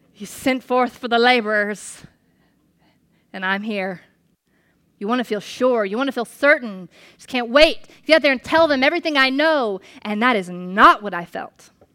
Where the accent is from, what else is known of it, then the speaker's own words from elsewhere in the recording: United States; as an American